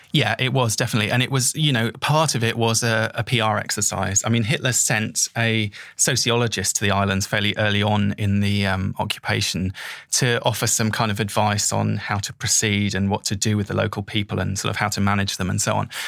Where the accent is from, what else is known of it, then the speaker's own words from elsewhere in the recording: England, United Kingdom; I was going there as someone from the mainland, you know, going there as an English person